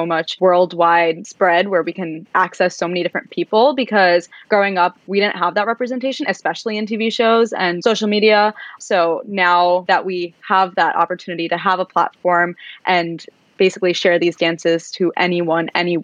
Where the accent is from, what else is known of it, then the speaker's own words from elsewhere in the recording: New York City, New York, United States; we grew up in Brooklyn, New York, where there's a huge Russian community there